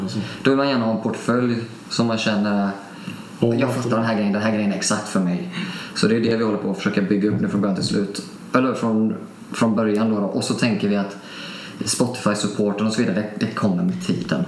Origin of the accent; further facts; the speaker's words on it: Alingsås, Västra Götaland, Sweden; Jag är uppvuxen lite utanför Alingsås